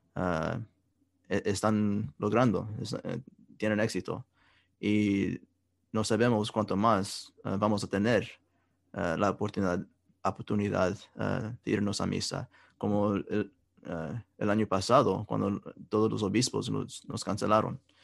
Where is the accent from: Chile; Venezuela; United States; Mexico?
United States; Kansas City; donde yo crecí, en Kansas City